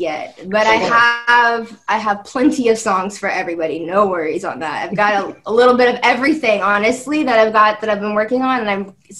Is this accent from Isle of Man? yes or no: no; Kansas City, Missouri, United States; I'm from Kansas City.